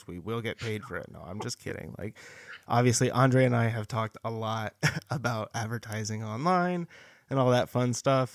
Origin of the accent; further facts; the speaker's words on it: El Dorado Hills, California, United States; moved away; Folsom, which is right outside my hometown of El Dorado Hills.